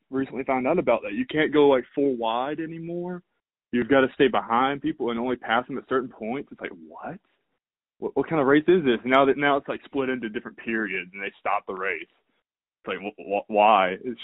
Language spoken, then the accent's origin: English; the South, United States; growing up in the South